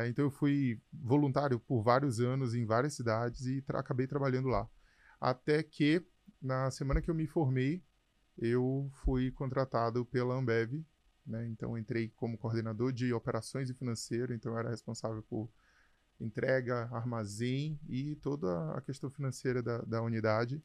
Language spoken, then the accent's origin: Portuguese; São Luís, Maranhão, Brazil; moved away as an adult; also born or lived in Canada / Brasília / Mato Grosso / Amazonas; Eu sou de São Luís, no Maranhão